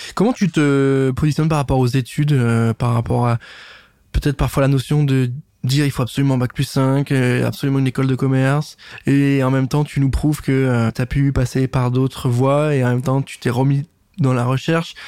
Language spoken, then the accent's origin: French; Nancy, Grand Est, France; je suis pas de Metz, mais de Nancy